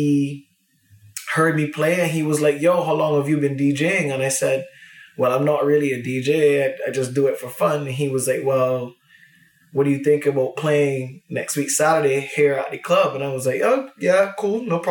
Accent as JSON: {"language": "English", "country": "Barbados", "moved": "yes", "lives_now": "Vietnam", "said": "I am from Barbados, but I am currently in Vietnam."}